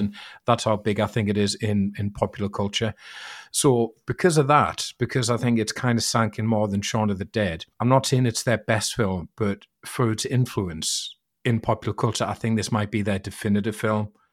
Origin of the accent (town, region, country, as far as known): United Kingdom